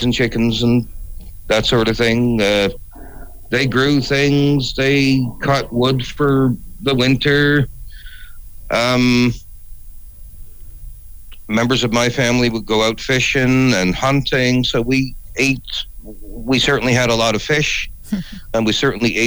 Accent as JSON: {"language": "English", "town": "St. John's", "region": "Newfoundland and Labrador", "country": "Canada", "tie": "born or raised there", "also_born_or_lived": "Halifax, Nova Scotia", "moved": "yes", "lives_now": "Kingston, Canada", "said": "I grew up in what people would today call the suburbs of St. John's"}